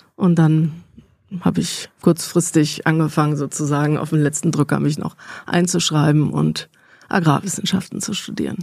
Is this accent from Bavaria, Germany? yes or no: no; near Cologne, North Rhine-Westphalia, Germany; moved away as an adult; also born or lived in Bonn / Valencia; Ich komme da aus dem Rheinland, aus der Ecke. Eifel hat man ja auch schon gehört. Nähe mhm. von Köln aufgewachsen